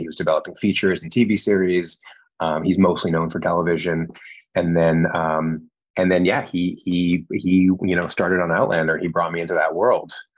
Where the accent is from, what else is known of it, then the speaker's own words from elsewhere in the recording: Canada; moved away as an adult; now in Los Angeles, United States; I'm from Canada originally